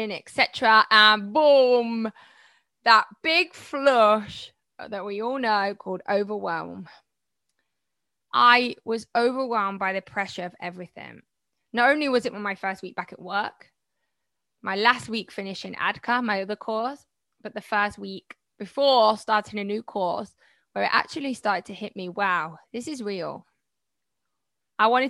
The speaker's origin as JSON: {"language": "English", "country": "Malaysia", "said": "I'm from Malaysia."}